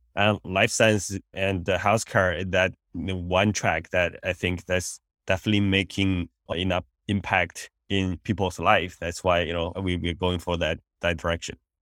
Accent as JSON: {"language": "English", "country": "China", "tie": "born or raised there", "also_born_or_lived": "India", "moved": "as an adult", "lives_now": "United States", "said": "I grew up in China"}